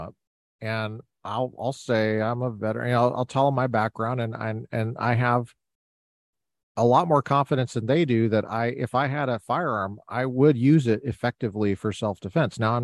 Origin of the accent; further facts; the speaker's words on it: near Chatfield High School, Colorado, United States; I grew up near Chatfield High School. I was a Chatfield Charger when I was a kid